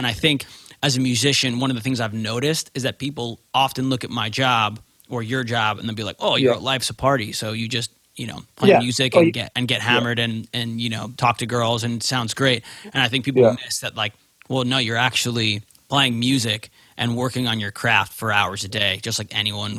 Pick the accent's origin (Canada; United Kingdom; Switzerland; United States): United Kingdom; England; Just so you all know, I'm from England.